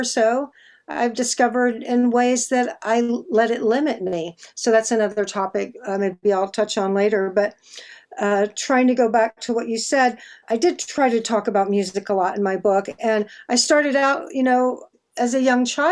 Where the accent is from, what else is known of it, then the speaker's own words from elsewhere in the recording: Austin, Texas, United States; I grew up in Austin